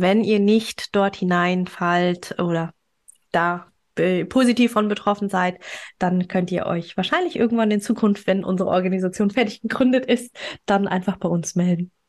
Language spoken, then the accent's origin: German; Germany; hier bei uns in Deutschland